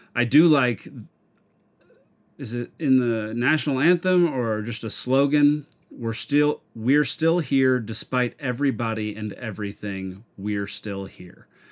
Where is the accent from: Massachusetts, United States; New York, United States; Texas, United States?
Texas, United States; I introduce myself as a Texan